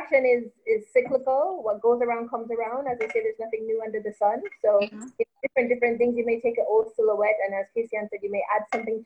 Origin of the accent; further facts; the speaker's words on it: Toronto, Ontario, Canada; now in Jamaica; Toronto, my hometown